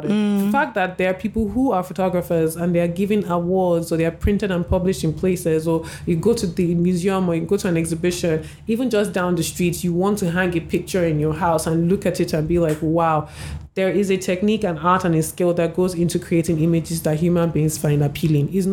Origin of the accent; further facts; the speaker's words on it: Nigeria; as a Nigerian, it made me feel like you know, there's a big story, a little a shift has happened, and I'm I'm part of it.